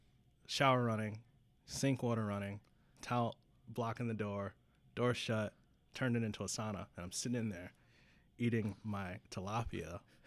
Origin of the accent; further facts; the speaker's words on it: Wisconsin, United States; And I'm from Wisconsin.